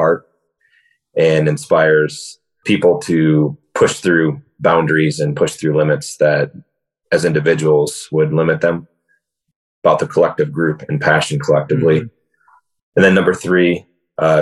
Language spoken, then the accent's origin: English; West Michigan, United States; Born and raised in West Michigan